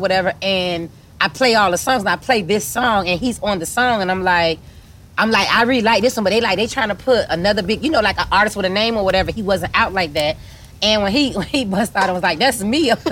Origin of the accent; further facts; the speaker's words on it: Miami, Florida, United States; We come from Miami, the home of the strip clubs.